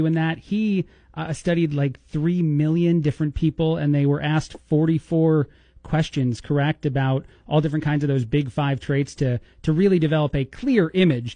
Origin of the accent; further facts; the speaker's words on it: New Jersey, United States; moved away as an adult; now in Bloomington, United States; I'm from the East Coast originally, born and raised in New Jersey, right outside of New York City. I now live in the Midwest here hosting a radio show.